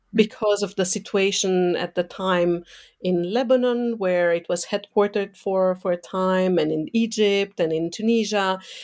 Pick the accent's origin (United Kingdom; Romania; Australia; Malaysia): Romania; moved away; growing up in Eastern Europe um, under a communist dictatorship mm, so under Ceausescu's um, dictatorship